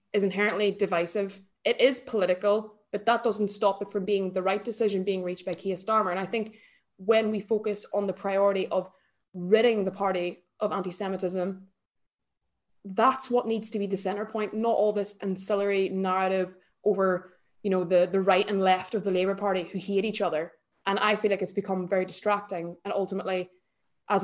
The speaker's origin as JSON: {"language": "English", "country": "Ireland", "moved": "yes", "lives_now": "United Kingdom", "said": "I'm Irish"}